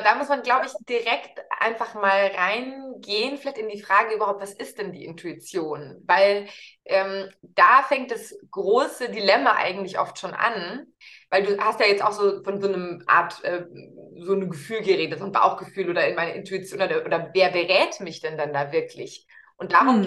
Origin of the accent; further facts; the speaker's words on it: Munich, Bavaria, Germany; Grundsätzlich bin ich Münchnerin und lebe mit meiner Tochter, die, die ist sechs Jahre alt, eben hier